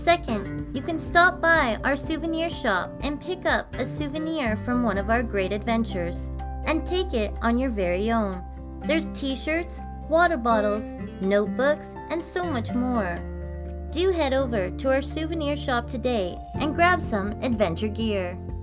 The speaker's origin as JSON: {"language": "English", "country": "Canada", "said": "I'm Canadian Girl"}